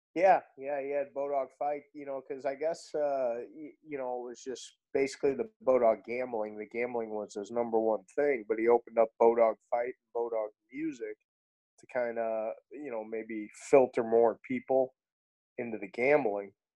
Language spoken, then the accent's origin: English; St. Louis, Missouri, United States; I grew up in uh, South County, born and raised in St. Louis